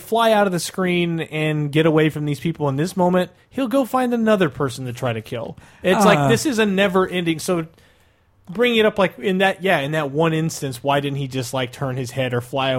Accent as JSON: {"language": "English", "region": "Midwest", "country": "United States", "tie": "born or raised there", "moved": "yes", "said": "growing up in the Midwest, where like everyone has huge, huge, huge yards, and everyone lives miles apart from each other"}